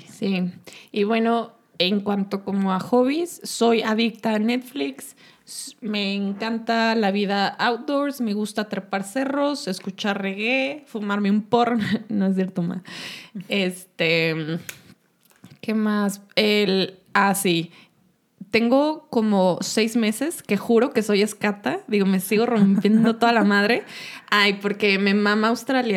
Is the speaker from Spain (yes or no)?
no; Uruapan, Michoacán, Mexico; moved away as an adult; also born or lived in Mexico City, Mexico; now in Guadalajara, Mexico; Nosotras somos de Uruapan, Michigan, eh, el territorio del, del, aguacate, pero nos venimos a estudiar acá a Guadalajara